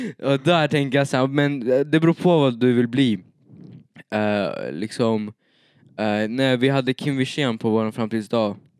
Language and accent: Swedish; Eskilstuna, Södermanland, Sweden; now in Uppsala, Sweden; Jag bor i Uppsala nu, men jag är född i Eskilstuna.